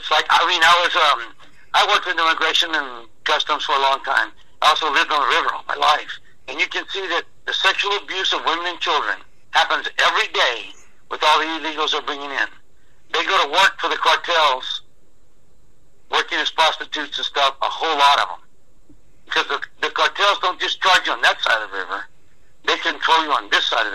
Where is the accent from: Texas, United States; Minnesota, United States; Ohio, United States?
Texas, United States; Laredo; we're from Laredo. We know Laredoans. We all know each other.